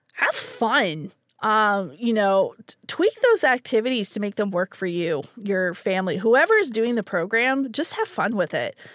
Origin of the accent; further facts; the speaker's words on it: Canada; moved away; as a Canadian